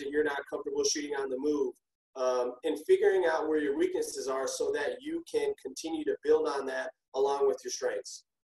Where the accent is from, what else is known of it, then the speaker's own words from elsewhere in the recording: Minneapolis, Minnesota, United States; born and raised in Minneapolis, Minnesota.